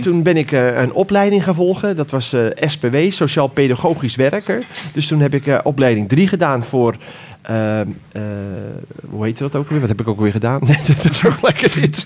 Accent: Ter Aar, South Holland, Netherlands; Ik kom uit Ter Aar

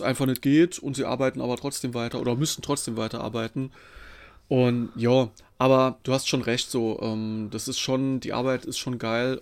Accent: Saarland, Germany; ich bin aus dem Saarland

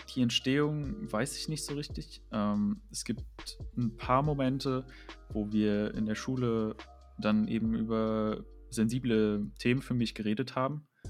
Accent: Dresden, Saxony, Germany; moved away as an adult; now in Leipzig, Germany; Ich komme ja aus Dresden

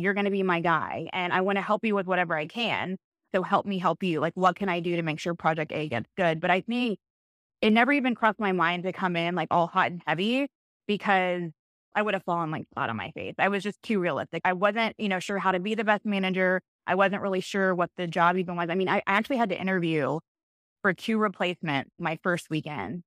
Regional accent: Cypress, Texas, United States; I grew up in Cyprus, Cyprus, Texas, just, you know, Northwest Houston

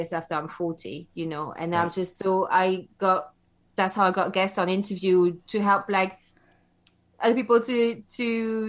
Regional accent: Belgium; also born or lived in London, United Kingdom; now in United Kingdom; where I come from, I grew up in Belgium. And so now I live in the UK.

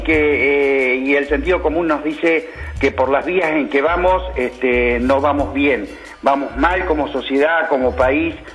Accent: Santa Fe, Argentina; habitantes de esta provincia

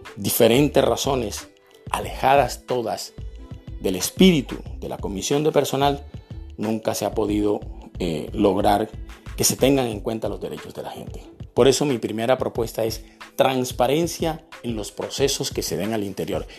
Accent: Barranquilla, Atlántico, Colombia; also born or lived in Santa Marta; Nací en la ciudad de Santa Marta en el año de 1962. Desde muy pequeño vivo en la ciudad de Barranquilla

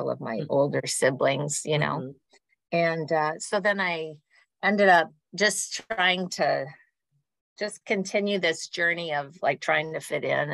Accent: Minnesota, United States; moved away; I grew up in Minnesota

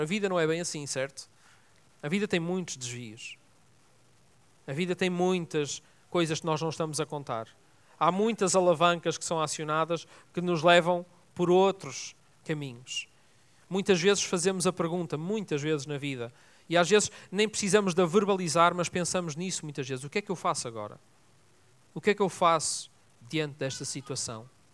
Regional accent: Vila Nova de Gaia, Norte, Portugal; also born or lived in Lisbon; estava numa piscina lá em Vila Nova de Gaia, onde eu fui educado. Nasci em Lisboa, mas fui educado lá em cima

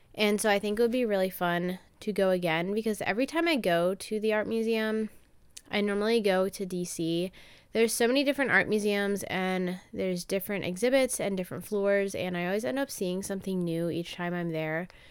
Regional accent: Maryland, United States; I'm from Maryland and I've kind of grown up in the same town

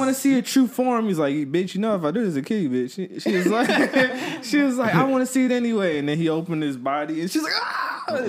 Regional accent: Georgia, United States; I was born in Georgia.

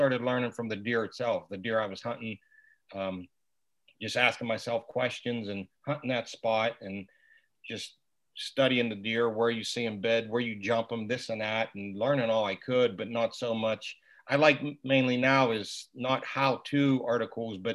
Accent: Southwest Pennsylvania, United States; I grew up in Southwest PA, rifle hunting

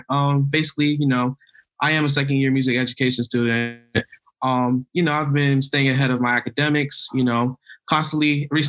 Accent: Broward County, Florida, United States; now in Tallahassee, United States; I am currently a second year music education student from Broward County, Florida.

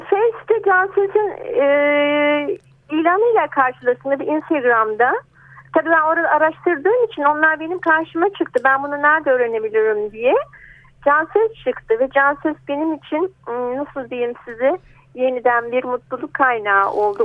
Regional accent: Selçuk, İzmir, Turkey; now in İzmir, Turkey; Doğduğum köy Selçuk Göçüalan yani 100 kilometre falan.

